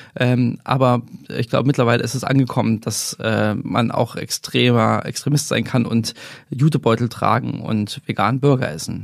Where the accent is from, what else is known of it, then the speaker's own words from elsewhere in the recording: Germany; ich bin in der DDR aufgewachsen